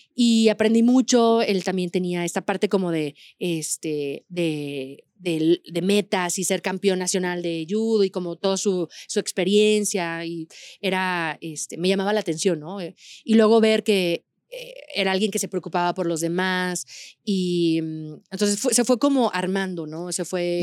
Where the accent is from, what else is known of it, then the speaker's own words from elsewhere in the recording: Aguascalientes, Mexico; yo soy de Aguascalientes, donde no hay montañas